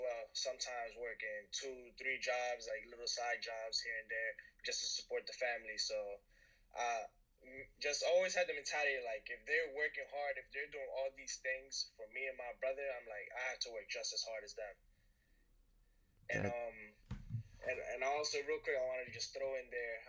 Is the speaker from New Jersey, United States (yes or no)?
yes; West New York, New Jersey, United States; also born or lived in Dominican Republic (ancestry); My hometown is West New York, New Jersey. That's where I'm from. That's where I was raised